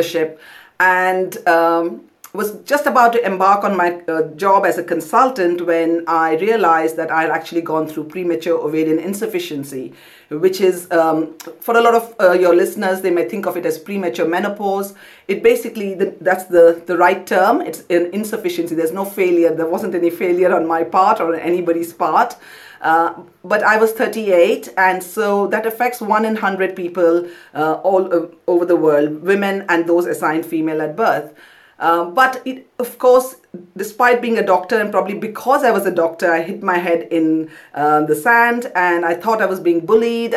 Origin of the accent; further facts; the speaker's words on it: Kolkata, West Bengal, India; moved away as an adult; also born or lived in Pondicherry; now in London, United Kingdom; I grew up in Kolkata, but went to medical school in Pondicherry